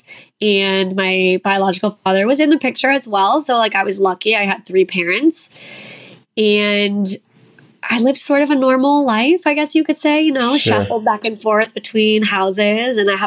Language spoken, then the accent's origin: English; Long Beach, California, United States; I grew up in Long Beach, California. So I'm kind of an LA Orange County girl.